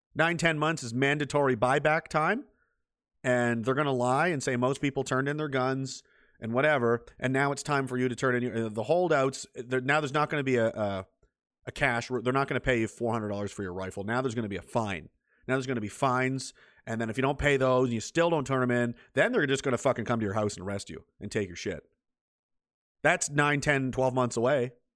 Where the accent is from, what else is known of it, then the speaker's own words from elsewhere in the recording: Pictou, Nova Scotia, Canada; I'm from Pictou